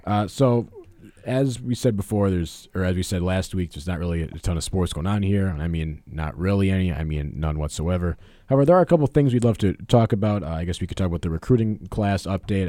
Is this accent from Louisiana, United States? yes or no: no; Milwaukee, Wisconsin, United States; born or raised there